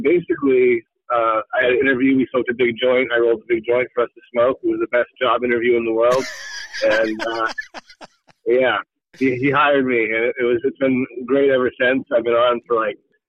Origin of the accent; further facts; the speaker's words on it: Hampton Falls, New Hampshire, United States; moved away as an adult; now in South Berwick, United States; I grew up in Hampton Falls, so again, right next door